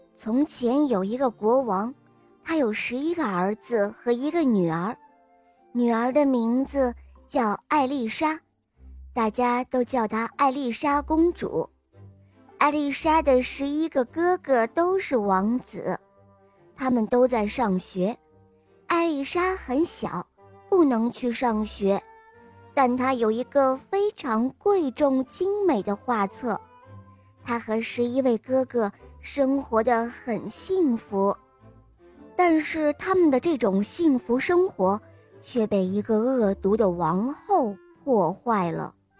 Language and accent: Chinese; Jinan, Shandong, China; 我今年五岁了，我来自济南